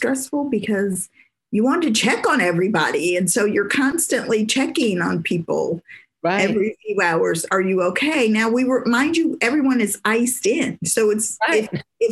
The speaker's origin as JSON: {"language": "English", "town": "Detroit", "region": "Michigan", "country": "United States", "tie": "born or raised there", "moved": "yes", "lives_now": "Texas, United States", "said": "I grew up in Michigan. I grew up in Detroit."}